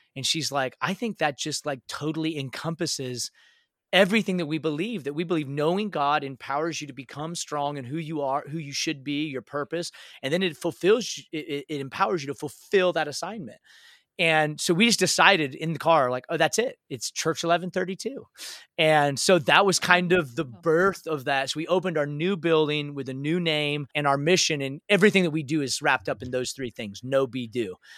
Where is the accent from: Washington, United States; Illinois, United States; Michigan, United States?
Washington, United States; a little city outside of Seattle; now in Dallas, United States; I grew up in a little city outside of Seattle, uh, Washington and uh, so grew up in the Northwest.